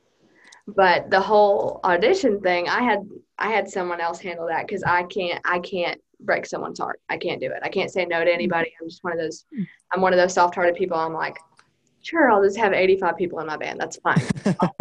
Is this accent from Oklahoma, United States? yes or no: yes; Durant, Oklahoma, United States; I'm from Durant